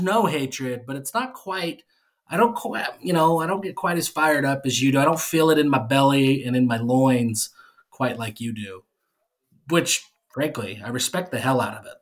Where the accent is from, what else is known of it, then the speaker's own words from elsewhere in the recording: Syracuse, Utah, United States; I grew up in Syracuse, Utah